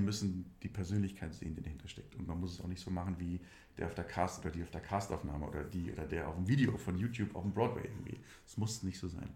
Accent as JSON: {"language": "German", "town": "Schmelz", "region": "Saarland", "country": "Germany", "tie": "born or raised there", "also_born_or_lived": "Berlin", "moved": "as an adult", "said": "Ich komme, bin ein absolutes Landei. Ich komme aus Primsweiler. Dieses kleine Dörfchen gehört zur Gemeinde Schmelz. Und diese Gemeinde Schmelz gehört zum Landkreis Saarlouis"}